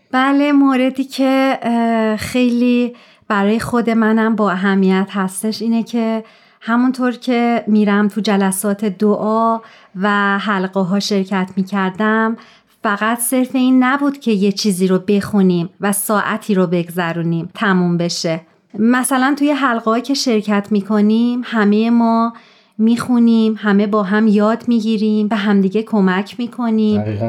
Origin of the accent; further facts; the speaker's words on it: Tehran, Tehran Province, Iran; moved away; در شهر تهران و در یک خانواده جمعیت به دنیا اومدم